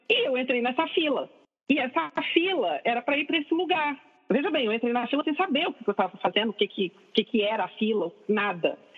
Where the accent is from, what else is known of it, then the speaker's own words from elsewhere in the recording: Brasília, Federal District, Brazil; moved away as an adult; now in Rio de Janeiro, Brazil; eu sou de Brasília